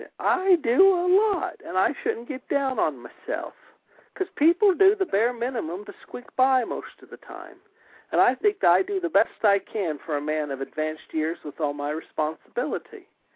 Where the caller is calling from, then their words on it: Springfield, United States; I'm calling from Springfield.